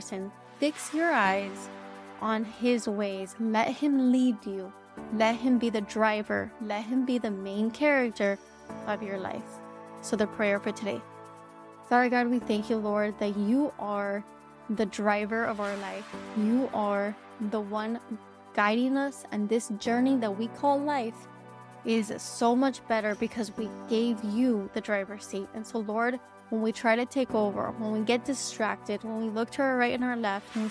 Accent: South Florida, United States; I'm from South Florida.

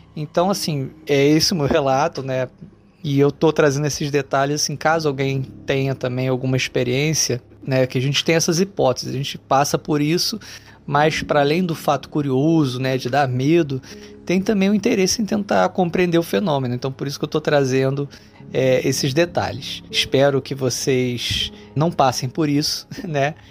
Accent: Rio de Janeiro, Brazil; sou do Rio de Janeiro

